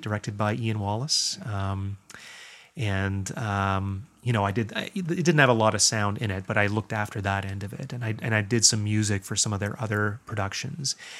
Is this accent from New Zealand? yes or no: no; Guelph, Ontario, Canada; also born or lived in Toronto; I was born in Toronto. My family moved to Guelph when I was about three